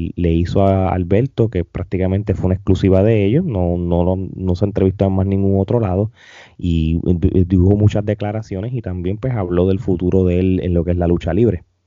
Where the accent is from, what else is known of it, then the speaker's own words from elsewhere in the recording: Puerto Rico; nuestra isla del encanto